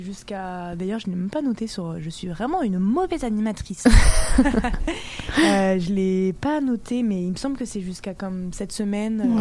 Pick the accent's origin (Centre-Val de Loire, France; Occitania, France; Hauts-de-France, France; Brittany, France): Brittany, France; now in Montreal, Canada; Naomi et moi, on vient de Bretagne